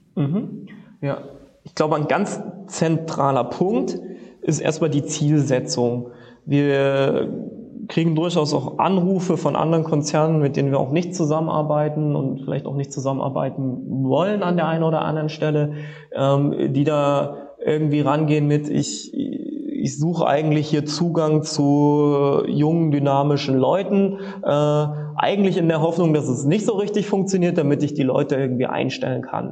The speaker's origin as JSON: {"language": "German", "town": "Leipzig", "region": "Saxony", "country": "Germany"}